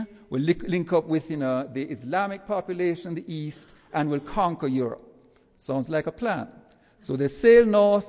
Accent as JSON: {"language": "English", "country": "Jamaica", "moved": "yes", "lives_now": "United States", "said": "As you can tell from my accent, I'm not from around these parts. Let's say I go back to Jamaica, which is where I'm from"}